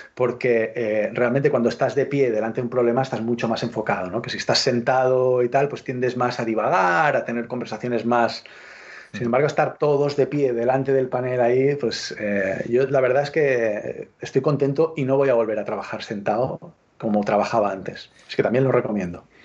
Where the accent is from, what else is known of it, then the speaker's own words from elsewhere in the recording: L'Hospitalet de Llobregat, Catalonia, Spain; yo soy de Hospitalet, o sea, Hospitalet Hospitalet es una ciudad satélite, de, satelital, es una ciudad satelital de Barcelona